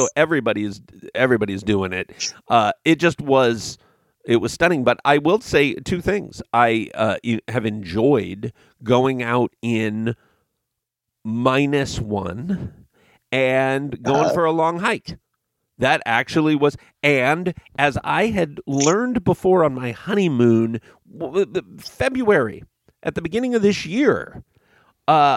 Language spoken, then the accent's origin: English; West Coast, United States; having been born and raised on the West Coast